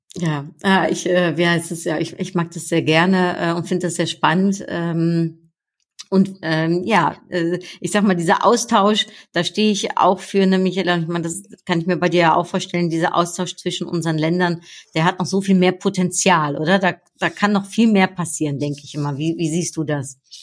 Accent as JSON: {"language": "German", "country": "Netherlands", "moved": "yes", "lives_now": "Germany", "said": "Ich bin ja Niederländerin in Deutschland"}